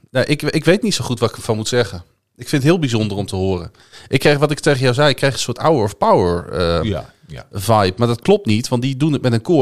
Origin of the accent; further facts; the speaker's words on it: Netherlands; bij ons als Nederlanders.